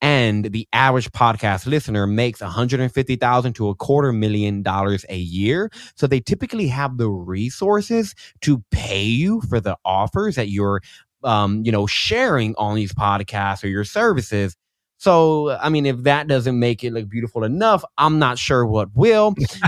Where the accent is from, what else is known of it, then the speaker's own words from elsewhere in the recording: Austin, Texas, United States; Austin, Texas.